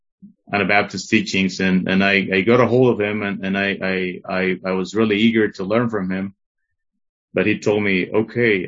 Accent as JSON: {"language": "English", "region": "Tlaxcala", "country": "Mexico", "tie": "born or raised there", "also_born_or_lived": "Mexico City", "said": "when I was about 4 to 5 years old, we came to live from Mexico City here to Tlaxcala, to this small state and small city"}